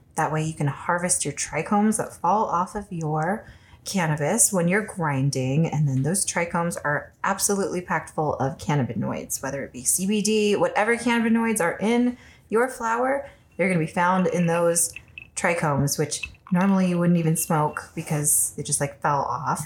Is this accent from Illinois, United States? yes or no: no; California, United States; now in Colorado, United States; I'm from California